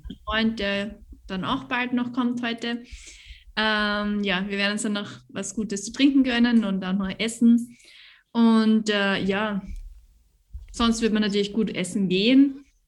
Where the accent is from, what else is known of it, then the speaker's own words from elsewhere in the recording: Carnuntum, Lower Austria, Austria; Ich bin aus dem Niederösterreich